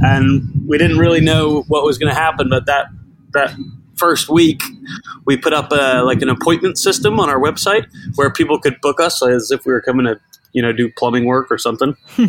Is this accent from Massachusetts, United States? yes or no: yes; Boston, Massachusetts, United States; moved away as an adult; now in London, United Kingdom; I'm from Boston originally. I'm 34. I moved out to London in 2012